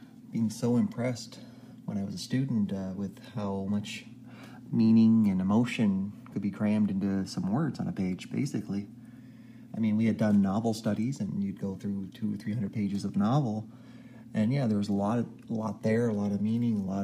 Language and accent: English; Canada; I'm Canadian